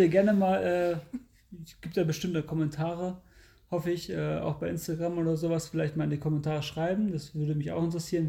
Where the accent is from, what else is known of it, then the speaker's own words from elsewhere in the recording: Lehrte, Lower Saxony, Germany; ich komme ja aus Lehrte